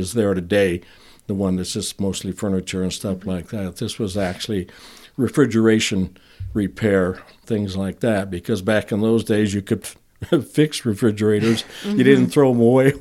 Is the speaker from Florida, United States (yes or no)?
no; Elkhorn, Wisconsin, United States; moved away; also born or lived in Lake Geneva, Wisconsin / Fruitland; we lived in Elkhorn, but they didn't have a hospital, so you were born in Lake